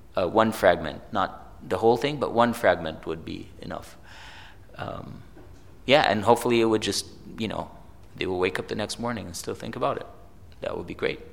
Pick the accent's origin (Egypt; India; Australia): Egypt; I grew up in Egypt